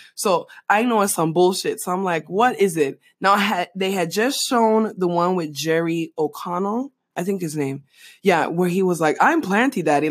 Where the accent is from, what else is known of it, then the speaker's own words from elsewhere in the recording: Panama; moved away; growing up in Panama